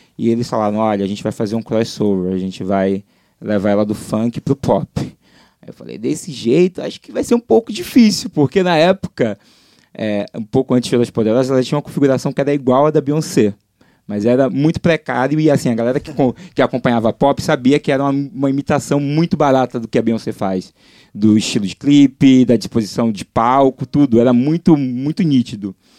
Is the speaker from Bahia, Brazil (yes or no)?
yes; Salvador, Bahia, Brazil; moved away as an adult; now in Rio de Janeiro, Brazil; sou de Salvador, estou aqui no Rio há seis anos